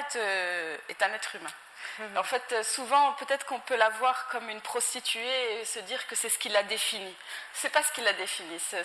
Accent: Morocco; moved away as an adult; also born or lived in United States; je suis, je suis née, j'ai grandi euh, au Maroc

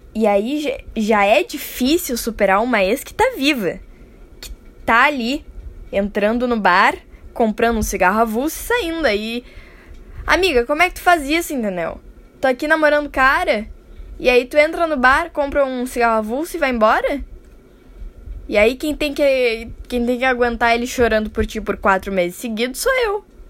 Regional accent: Brazil; falando como brasileiro

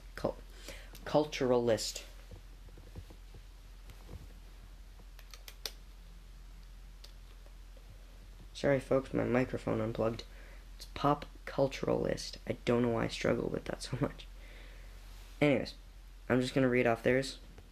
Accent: Canada; I'm Canadian

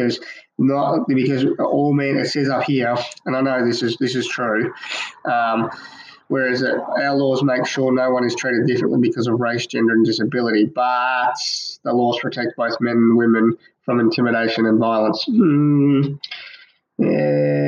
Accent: Australia; being an Australian citizen

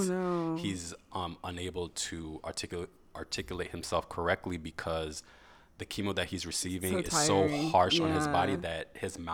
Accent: New York, United States; my hometown, New York

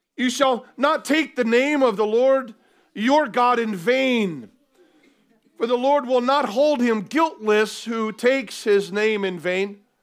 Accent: United States; now in Cardiff, United Kingdom; where I grew up in the U S

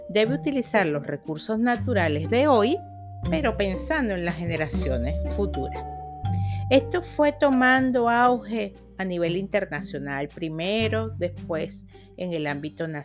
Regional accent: Venezuela; now in Chile; soy una venezolana que está viviendo en Chile, una emprendedora

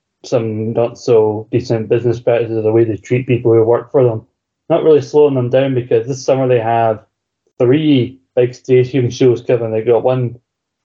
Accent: Scotland, United Kingdom; I'm a Scottish person

